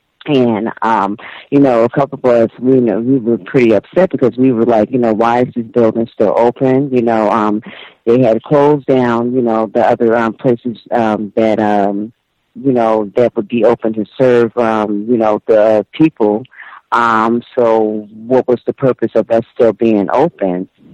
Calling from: Toronto, Ontario, Canada; Hi, B. I'm from Toronto.

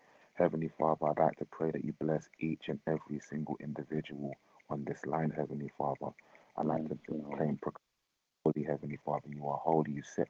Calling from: London, United Kingdom; I'm calling from London.

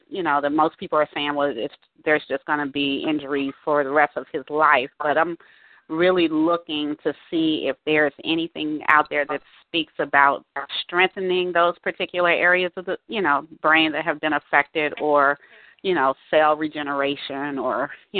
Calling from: Washington, District of Columbia, United States; I'm calling from Washington, D.C.

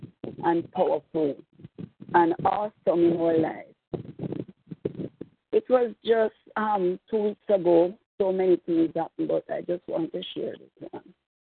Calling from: Jamaica; I'm calling from Jamaica.

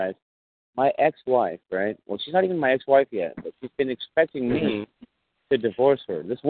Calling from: Bay Area, California, United States; I'm actually calling from the Bay Area.

